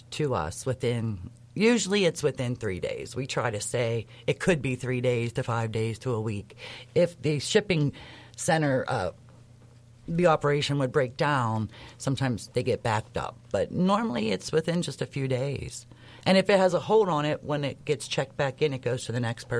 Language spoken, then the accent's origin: English; Liberty, Pennsylvania, United States; I grew up in Liberty Borough. I went to South Allegheny High School